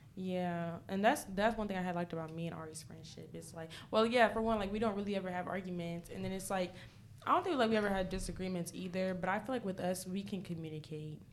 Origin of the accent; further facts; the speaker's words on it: New York City, New York, United States; moved away; I'm originally from New York, from the Bronx.